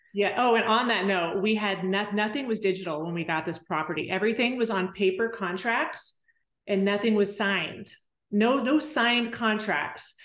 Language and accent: English; Temecula, California, United States; moved away as an adult; now in Weatherford, United States; I grew up in Temecula